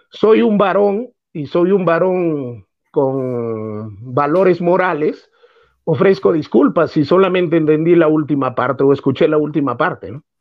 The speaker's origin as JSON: {"language": "Spanish", "country": "Peru", "said": "Pero como somos peruanos"}